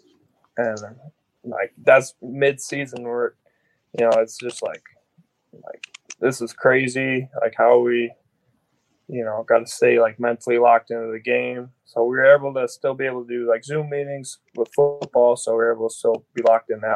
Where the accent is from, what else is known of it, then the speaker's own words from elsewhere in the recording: Wisconsin, United States; growing up as a Wisconsin kid